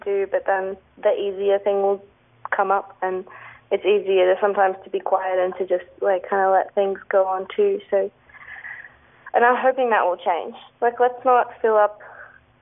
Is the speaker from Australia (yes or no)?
yes; Sydney, New South Wales, Australia; now in Melbourne, Australia; I'm not originally from Melbourne, I'm from Sydney